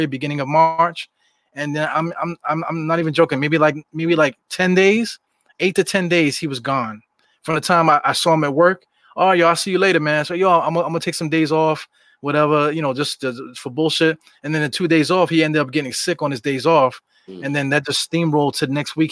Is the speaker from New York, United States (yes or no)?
yes; New York City, New York, United States; when I was coming up in East New York, that was like the murder capital of Brooklyn